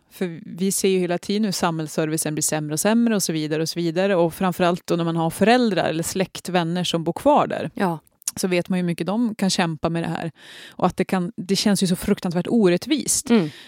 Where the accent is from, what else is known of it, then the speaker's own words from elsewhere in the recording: Junsele, Västernorrland County, Sweden; hemma i Junsele.